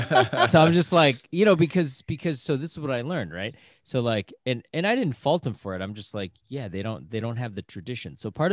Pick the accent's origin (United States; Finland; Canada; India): United States; Yeah, because I grew up in America. So I only had my parents, and you know, instead of giving me red envelopes, they just gave me presents under the tree.